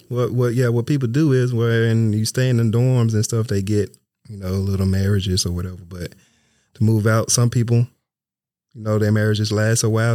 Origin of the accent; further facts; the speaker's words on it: Memphis, Tennessee, United States; moved away; I'm from Memphis, Tennessee